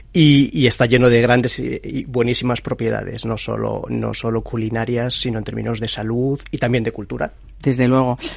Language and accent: Spanish; Madrid, Community of Madrid, Spain; Yo, yo soy de Madrid, nacido en Madrid, pero con, ascendencia por parte, por parte de mi madre, de, de Jaén, ¿no?